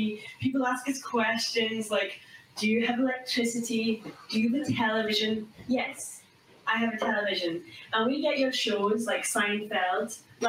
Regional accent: Shetland, Scotland, United Kingdom; moved away; Be here because I'm from Shetland.

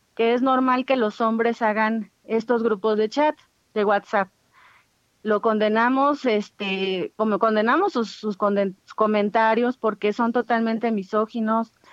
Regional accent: Ayuuk region, Oaxaca, Mexico; mujeres ayuk, que es la región ética de donde soy

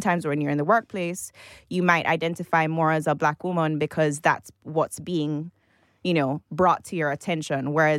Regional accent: Jamaica; I'm from Jamaica. I was born and raised there.

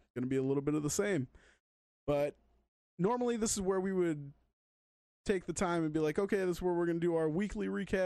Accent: Michigan, United States; we are from Michigan

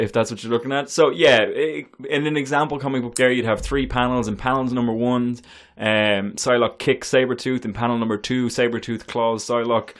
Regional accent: United States; we as American comic book consumers

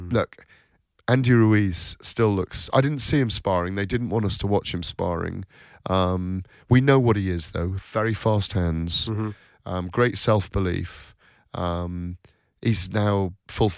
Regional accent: United Kingdom; as British guys going over to America

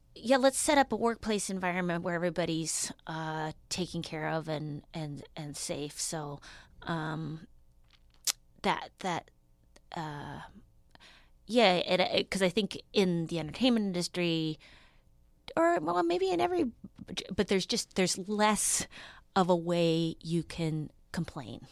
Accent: Duluth, Minnesota, United States; now in Los Angeles, United States; I'm originally from Duluth, Minnesota.

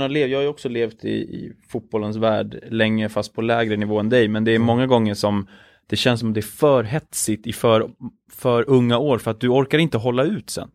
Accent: Stockholm, Stockholm County, Sweden; jag är uppvuxen i Stockholm

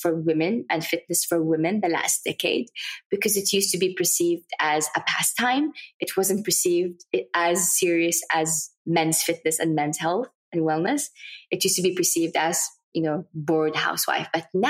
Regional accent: Saudi Arabia; English is a second language; people ask, where are you from? I see Saudi Arabia, there's always that blank look on their faces.

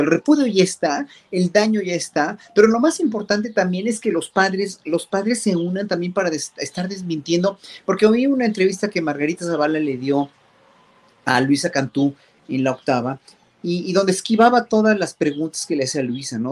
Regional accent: Mexico; como pueblo mexicano

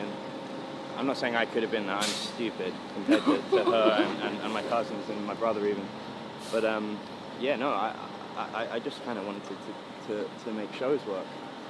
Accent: London, United Kingdom; I was born in West London in a place called Ealing. I spent 14 years there, and then I just sort of moved around because of touring

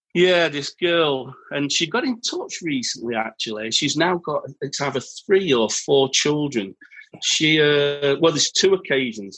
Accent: Yorkshire and the Humber, United Kingdom; as a Yorkshireman

